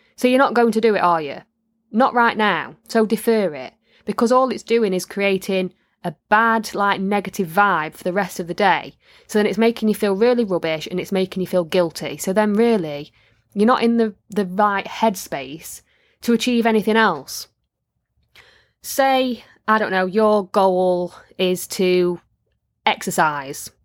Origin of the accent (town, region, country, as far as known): Midlands / North of England, United Kingdom